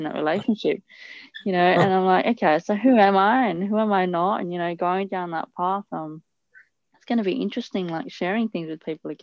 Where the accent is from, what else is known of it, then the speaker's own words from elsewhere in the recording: Italy; I grew up in Italy.